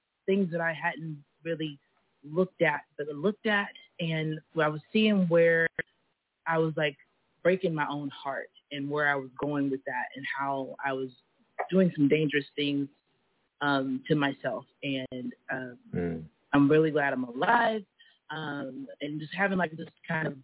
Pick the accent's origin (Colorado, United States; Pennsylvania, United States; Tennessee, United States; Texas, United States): Texas, United States; Houston; I was born in Houston, Texas, in Sharpstown area.